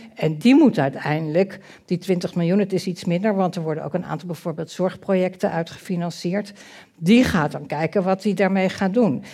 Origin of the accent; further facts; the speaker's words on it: Netherlands; Wij zijn wel Nederlanders